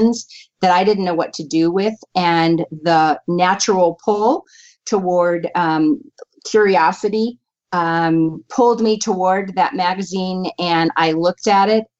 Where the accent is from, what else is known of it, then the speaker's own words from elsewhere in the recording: San Diego, California, United States; I was born in San Diego, California.